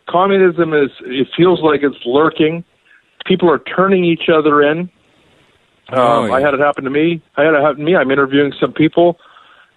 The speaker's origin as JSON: {"language": "English", "country": "Canada", "tie": "born or raised there", "said": "I grew up here in Canada."}